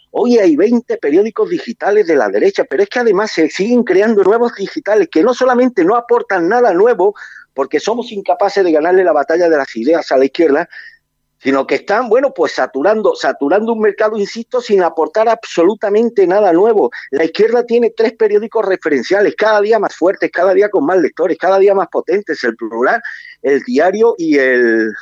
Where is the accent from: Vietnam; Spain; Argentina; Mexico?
Spain; Málaga, Andalusia; a mí como malagueño